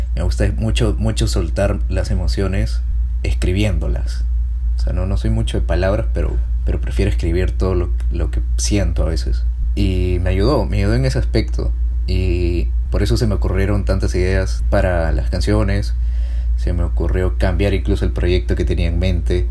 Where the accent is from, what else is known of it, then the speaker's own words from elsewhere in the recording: Peru; soy peruano